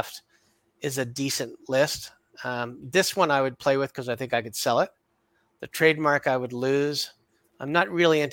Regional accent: Canada

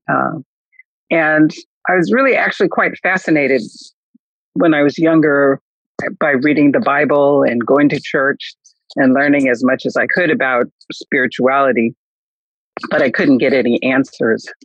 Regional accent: Japan; born there; because I was born in Japan and my mother's family is a Nichiren Shu family.

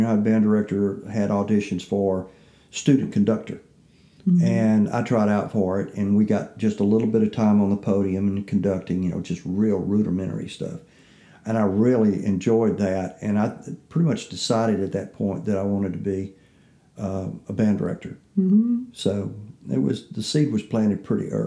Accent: the Jim Crow South, United States; I'm growing up in the Jim Crow South

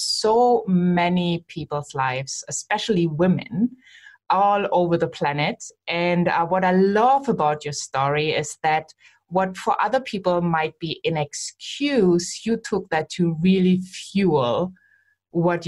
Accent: Germany; I am from Germany living in Germany

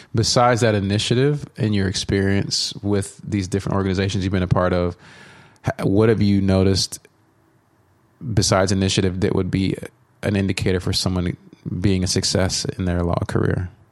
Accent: Dallas, Texas, United States; I grew up in the Dallas area

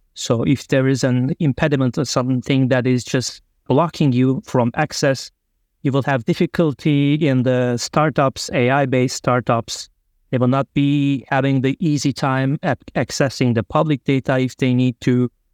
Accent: Turkey; moved away as an adult; also born or lived in Germany / Hungary; I'm originally from Turkey

